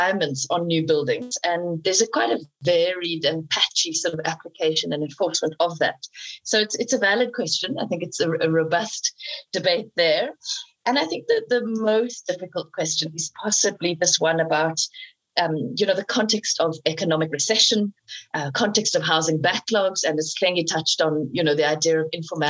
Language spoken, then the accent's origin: English; South Africa